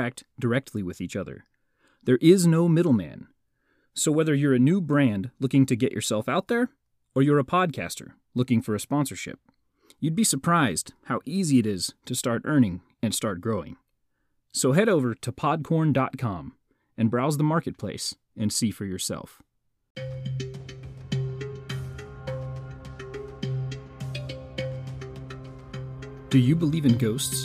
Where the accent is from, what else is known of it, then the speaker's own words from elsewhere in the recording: Kansas, United States; my home state of Kansas